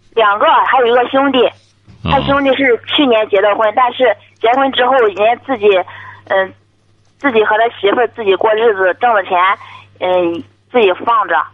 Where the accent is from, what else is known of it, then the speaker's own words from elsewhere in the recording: Dezhou, Shandong, China; 山东德州的